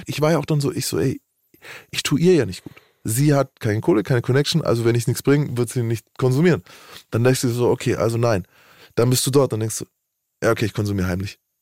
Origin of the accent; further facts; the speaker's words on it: Nuremberg, Bavaria, Germany; Bei uns in Nürnberg